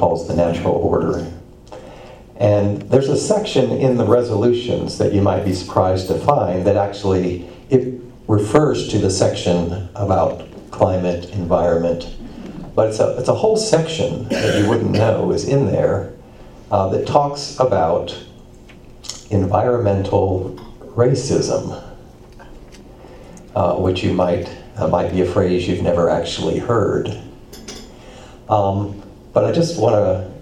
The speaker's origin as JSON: {"language": "English", "region": "Indiana", "country": "United States", "tie": "born or raised there", "moved": "yes", "lives_now": "Johnson City, United States", "said": "When I was growing up in Indiana, I lived on a little farm."}